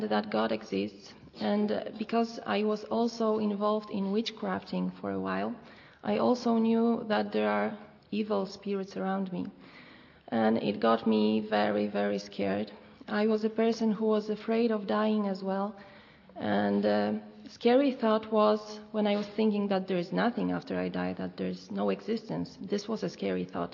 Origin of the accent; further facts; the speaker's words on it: Poland; I come from Poland.